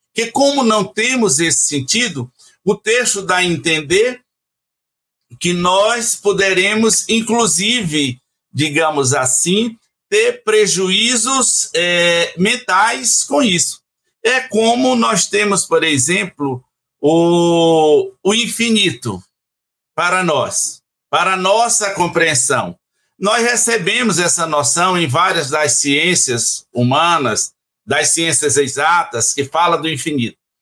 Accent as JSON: {"language": "Portuguese", "region": "Ceará", "country": "Brazil", "said": "lá do Ceará, que é a minha terra"}